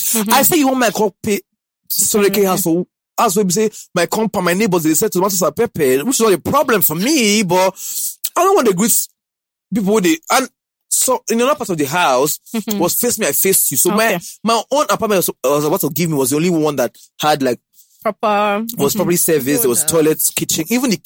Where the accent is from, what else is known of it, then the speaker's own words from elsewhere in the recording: Warri, Delta, Nigeria; You came from Ondo or Akure, you came from Ibadan, I came from Warri.